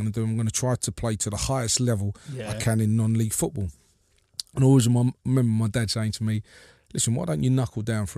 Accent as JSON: {"language": "English", "region": "London", "country": "United Kingdom", "tie": "born or raised there", "said": "Yeah, it was kind of strange growing up in West London. Not far from where QPR was, to be honest with you."}